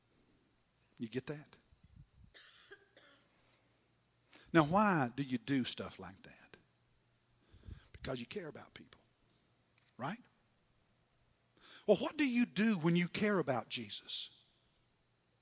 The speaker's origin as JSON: {"language": "English", "region": "Kentucky", "country": "United States", "said": "I'm from Kentucky."}